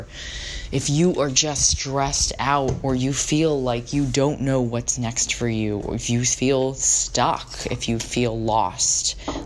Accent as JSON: {"language": "English", "town": "San Diego", "region": "California", "country": "United States", "tie": "born or raised there", "moved": "as an adult", "lives_now": "San Francisco, United States", "said": "where I grew up in San Diego"}